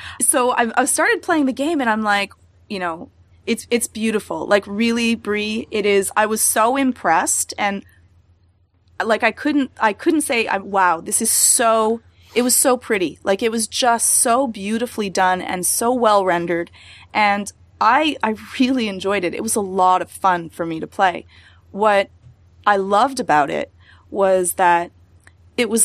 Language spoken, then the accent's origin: English; Canada; I'm really Canadian